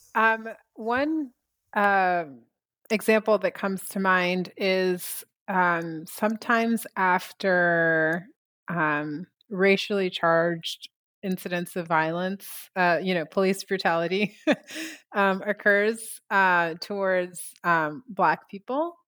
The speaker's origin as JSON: {"language": "English", "country": "United States", "also_born_or_lived": "China", "moved": "as an adult", "said": "I've been back in my home country"}